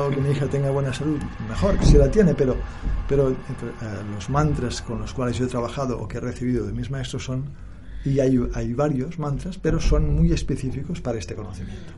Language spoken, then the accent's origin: Spanish; Barcelona, Catalonia, Spain; moved away as an adult; also born or lived in India; Yo nací en Barcelona